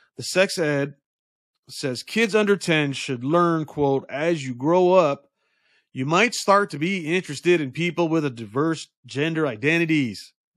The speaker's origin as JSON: {"language": "English", "country": "United States", "said": "we as American citizens"}